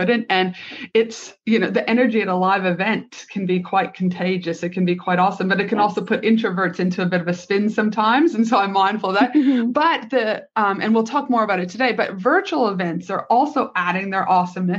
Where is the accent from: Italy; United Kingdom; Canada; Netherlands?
Canada; now in Australia; all the way from my home country, Canada